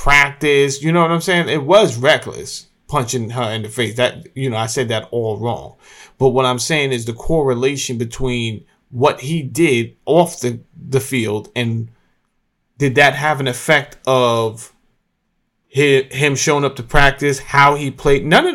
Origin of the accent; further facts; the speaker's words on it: Mount Vernon, New York, United States; moved away; I'm from Mount Vernon, New York